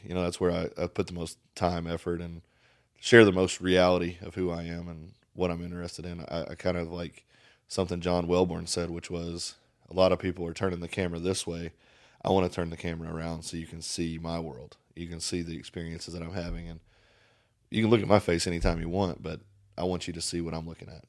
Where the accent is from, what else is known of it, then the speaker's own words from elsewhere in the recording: Paint Lick, Kentucky, United States; moved away; I'm from Paint Lick, Kentucky. Paint fucking Lick, Kentucky